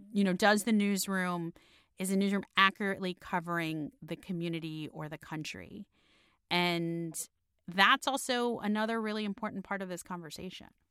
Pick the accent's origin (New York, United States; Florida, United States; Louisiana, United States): Florida, United States; Miami; moved away as an adult; also born or lived in London; now in Washington, D.C., United States; my hometown of Miami